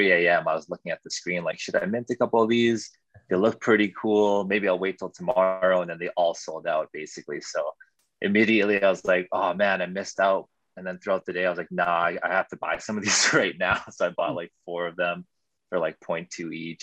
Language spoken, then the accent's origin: English; Winnipeg, Manitoba, Canada; I'm also from Canada, Winnipeg